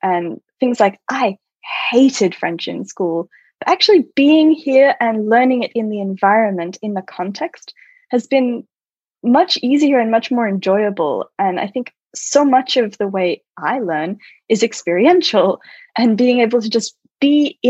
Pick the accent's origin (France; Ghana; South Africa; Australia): Australia; Yes, so I was born in Australia, and I say I'm Australian because that's where I'm born, but I've never felt that connected to any one particular culture.